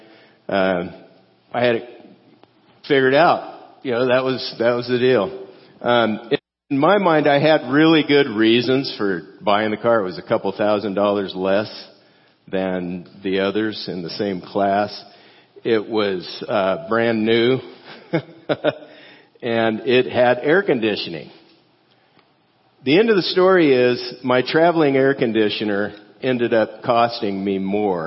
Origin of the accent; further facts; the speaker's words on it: California, United States; moved away as an adult; also born or lived in Fort Worth, Texas; I'm from California